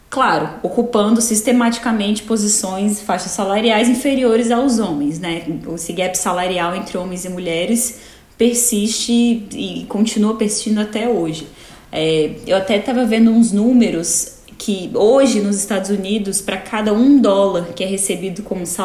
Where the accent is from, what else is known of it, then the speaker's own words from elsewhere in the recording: Brasília, Federal District, Brazil; now in United States; sou advogada, sou de Brasília.